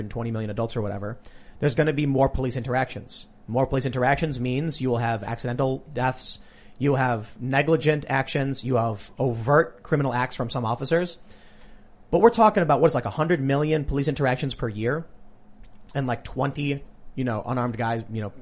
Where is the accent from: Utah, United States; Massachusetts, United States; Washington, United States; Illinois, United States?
Illinois, United States; Chicago; I'm from Chicago. I know these neighborhoods.